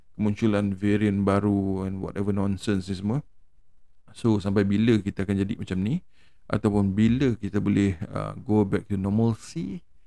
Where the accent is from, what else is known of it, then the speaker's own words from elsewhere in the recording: Malaysia; sebagai rakyat Malaysia